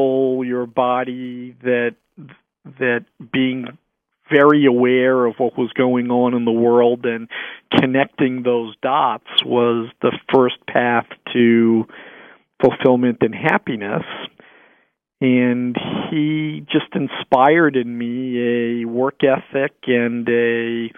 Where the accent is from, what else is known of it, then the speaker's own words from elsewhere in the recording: United States; also born or lived in Brooklyn, New York / Lowell, Massachusetts; I grew up in Brooklyn, New York, and Lowell, Massachusetts